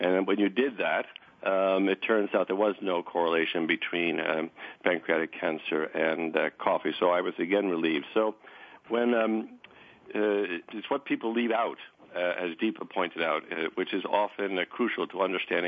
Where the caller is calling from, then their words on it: Sechelt, British Columbia, Canada; I'm phoning from Seashell, British Columbia, which is a rural community, a ferry ride away from Vancouver, British Columbia.